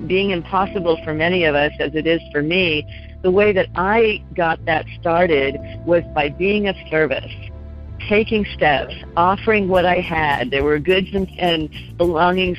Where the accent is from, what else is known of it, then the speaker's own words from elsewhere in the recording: Los Angeles, California, United States; I come from Los Angeles, where we're always in our cars, so we're used to being alone.